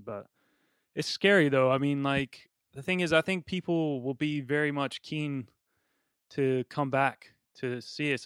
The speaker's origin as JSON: {"language": "English", "country": "United States", "said": "I'm from America"}